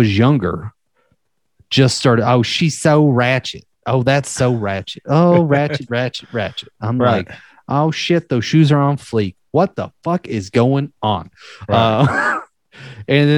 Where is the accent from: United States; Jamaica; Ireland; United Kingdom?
United States; the South; my hometown had a shit ton of them, being from a small country ass town. Like even like I remember hearing like ones that I would never heard anyone else say outside of the South of where I lived